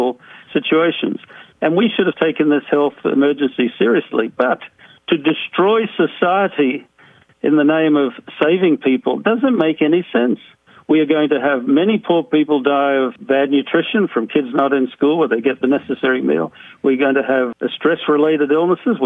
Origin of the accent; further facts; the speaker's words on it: Australia; moved away as an adult; now in United States; While I grew up in Australia, I have lived in the U.S. for over 45 years.